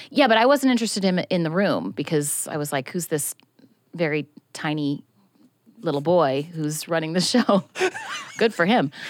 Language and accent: English; Tigard, Oregon, United States; moved away; I'm from a town called Tigard, which is, like, fifteen minutes outside of Portland